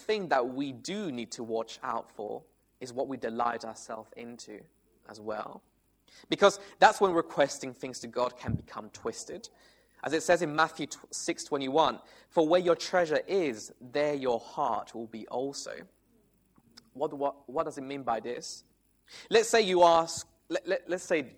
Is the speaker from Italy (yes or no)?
yes; Italy; moved away; I come from Italy